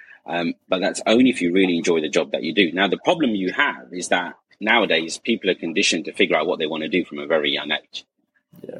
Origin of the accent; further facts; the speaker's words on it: Essex, East of England, United Kingdom; being Asian and growing up in Essex